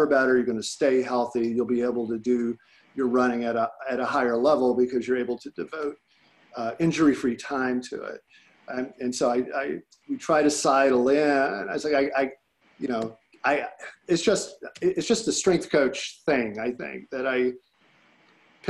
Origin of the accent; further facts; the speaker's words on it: Illinois, United States; I grew up in Illinois.